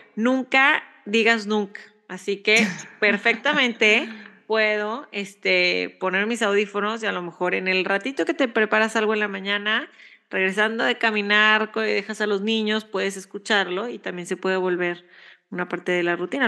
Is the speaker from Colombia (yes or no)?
no; Mexico; now in United States